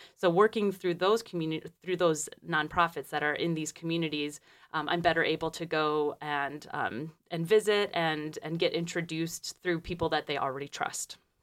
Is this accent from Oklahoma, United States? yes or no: no; Detroit, Michigan, United States; moved away as an adult; also born or lived in Peru; I'm from Michigan originally. I'm from, um, Detroit.